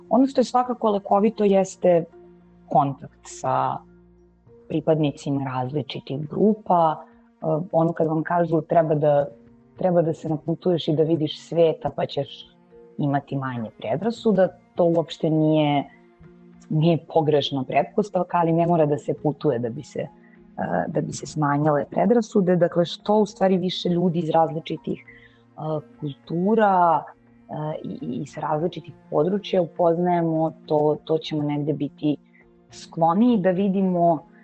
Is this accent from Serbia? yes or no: yes; Serbia; ja sam uh, Srpkinja